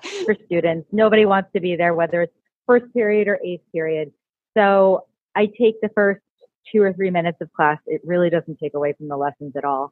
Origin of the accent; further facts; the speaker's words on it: United States; also born or lived in Florida Keys; I'm originally, like, I grew up in New York, New Jersey area.